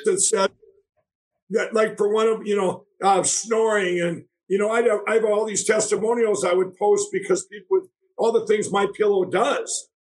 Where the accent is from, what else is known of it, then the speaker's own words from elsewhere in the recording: Minneapolis, Minnesota, United States; I grew up in Minneapolis down there